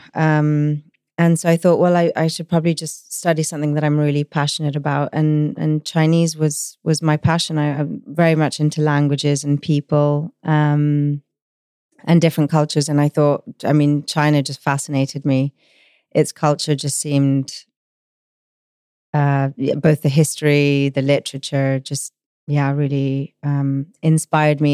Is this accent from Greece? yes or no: yes; Rhodes, South Aegean, Greece; I was born in Rhodes in Greece